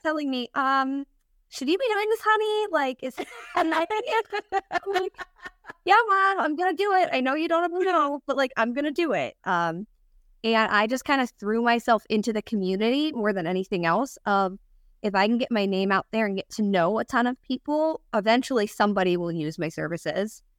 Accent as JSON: {"language": "English", "region": "Pennsylvania", "country": "United States", "also_born_or_lived": "Rochester, New York / Florida", "moved": "as an adult", "lives_now": "DeLand, United States", "said": "I'm from Pennsylvania"}